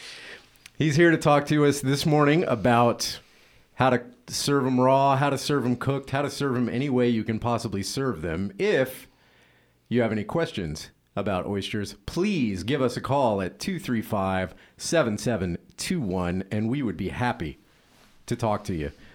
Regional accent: Louisiana, United States; moved away; I'm originally from Louisiana

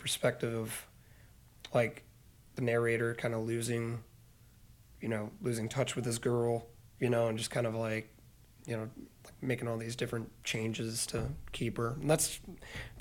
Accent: Hinckley, Illinois, United States; I am from Hinckley, actually, Illinois, right down the road here

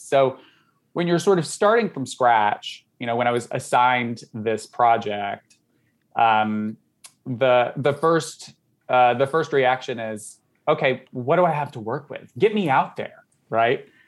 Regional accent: Southern Georgia, United States; moved away; I grew up in Southern Georgia.

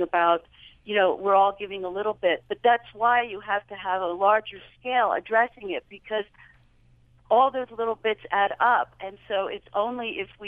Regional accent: Philadelphia, Pennsylvania, United States; now in Springdale, United States; I'm from the East and Philadelphia

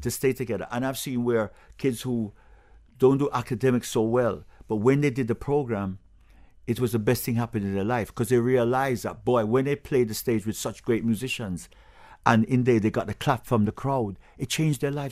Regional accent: England, United Kingdom; also born or lived in Jamaica; now in Broward, United States; I was born in England

